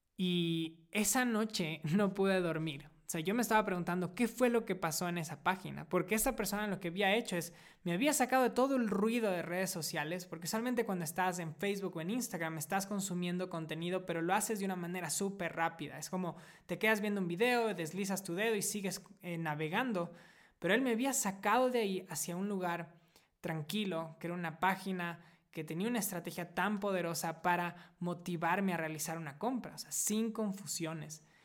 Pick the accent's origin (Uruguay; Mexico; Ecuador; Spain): Ecuador; moved away as an adult; also born or lived in United States; Hace siete años decidí volver a mi país natal, Ecuador, después de haber vivido seis años en Estados Unidos